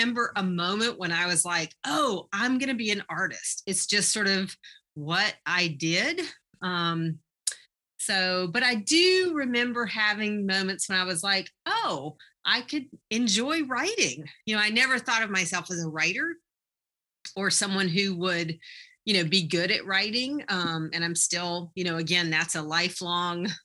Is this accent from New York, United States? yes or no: no; Eastern North Carolina, United States; now in Iowa, United States; I'm from Eastern North Carolina. I say that up front so that people are not so distracted by my accent.